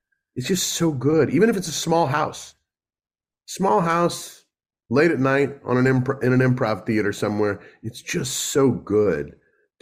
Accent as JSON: {"language": "English", "town": "St. Louis", "region": "Missouri", "country": "United States", "tie": "born or raised there", "moved": "yes", "lives_now": "Los Angeles, United States", "said": "St. Louis, my hometown."}